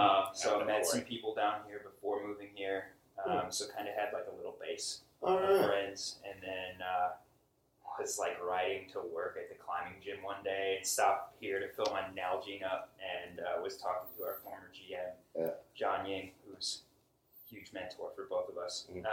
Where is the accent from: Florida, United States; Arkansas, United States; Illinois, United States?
Illinois, United States; Chicago; also born or lived in Indianapolis, Indiana; Yeah, I'm from Chicago.